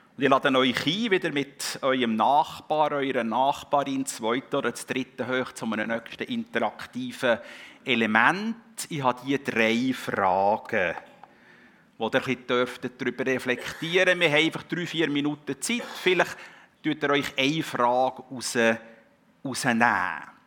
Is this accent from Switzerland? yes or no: yes; Switzerland; wir als Schweizer